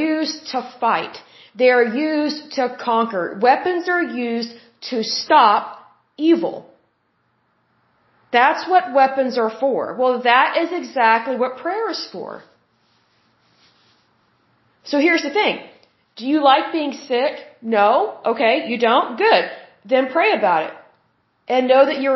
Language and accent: English; Oklahoma, United States; I'm born and raised in Oklahoma, and I went to a university here in Oklahoma